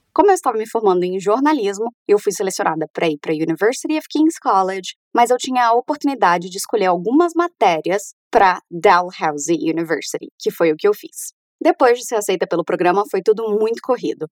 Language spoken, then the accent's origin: Portuguese; Brazil; also born or lived in Canada; Nós, como brasileiros